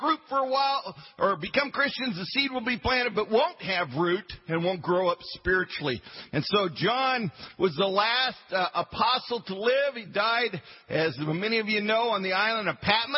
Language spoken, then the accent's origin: English; Western Colorado, United States; I was a hick from Western Colorado